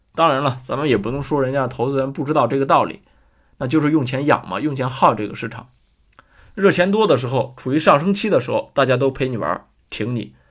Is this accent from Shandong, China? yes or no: yes; a small town in Shandong, China; 我一个在山东小镇出生的人，我还是国际米兰球迷